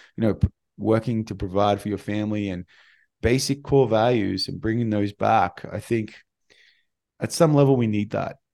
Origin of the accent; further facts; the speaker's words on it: Australia; moved away; I'm an Australian